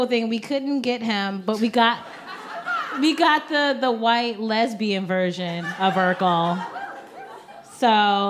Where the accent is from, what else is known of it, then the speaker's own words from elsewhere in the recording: Bedford Heights, Ohio, United States; Cleveland. I'm from Bedford Heights.